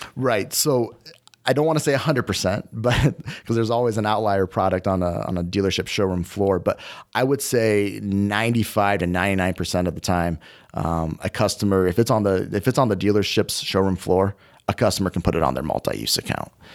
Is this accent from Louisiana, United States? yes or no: no; Des Moines, Iowa, United States; moved away; also born or lived in Fargo, North Dakota; I'm originally from Des Moines, Iowa, where I'm born and raised